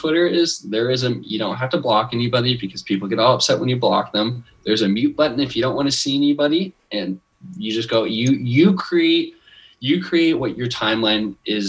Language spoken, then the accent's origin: English; Bothell, Washington, United States; when people like ask where I'm from, I'm like Seattle, but like I'm really like I'm 30 minutes, like 20 to 30 minutes outside of Seattle.